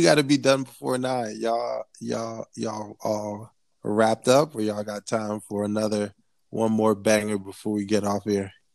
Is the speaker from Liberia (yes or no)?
yes; Liberia; me a Liberian